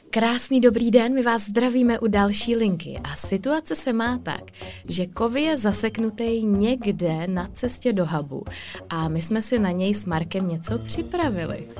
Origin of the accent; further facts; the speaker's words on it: Czechia; jsme my Češi jako rodiče